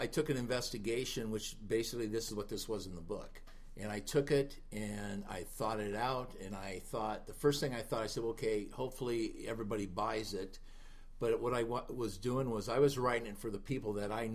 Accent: Sioux City, Iowa, United States; now in Los Angeles, United States; I was born and raised in Sioux City, Iowa

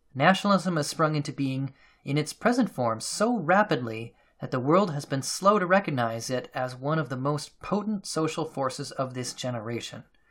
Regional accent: United States; myself as an American

